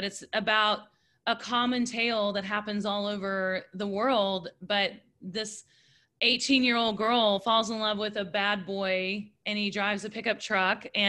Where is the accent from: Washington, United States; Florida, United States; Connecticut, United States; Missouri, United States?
Missouri, United States; moved away; I'm from Missouri, which is right next to Kansas